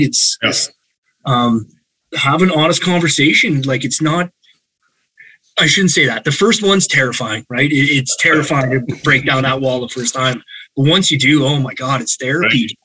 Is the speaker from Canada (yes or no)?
yes; Calgary, Alberta, Canada; I was born and raised in Calgary